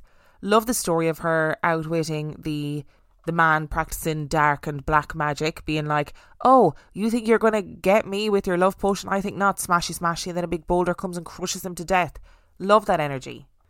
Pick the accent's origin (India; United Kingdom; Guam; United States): India; Alwar, Rajasthan; I am from Alwar, and Bhangarh is in the municipality of Alwar district. Since childhood, I have heard various stories about Bhangarh